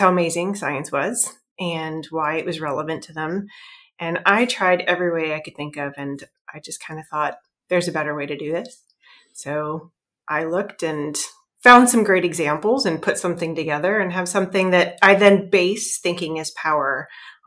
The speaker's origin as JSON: {"language": "English", "region": "Iowa", "country": "United States", "moved": "as an adult", "lives_now": "Massachusetts, United States", "said": "I'm originally from Iowa, actually. It's in the middle of the United States"}